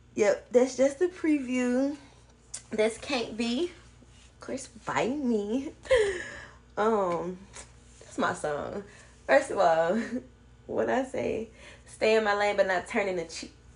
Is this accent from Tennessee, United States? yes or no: yes; Memphis, Tennessee, United States; I'm from Memphis